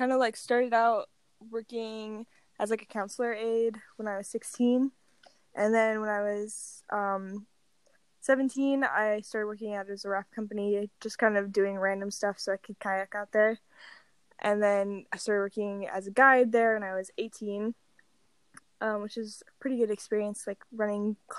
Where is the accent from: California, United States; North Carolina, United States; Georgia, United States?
North Carolina, United States; moved away as an adult; now in Boise, United States; I'm originally from North Carolina. I like grew up in the outdoor industry out there.